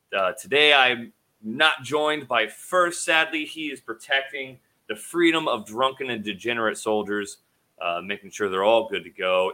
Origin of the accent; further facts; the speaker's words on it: Idaho, United States; I'm from Idaho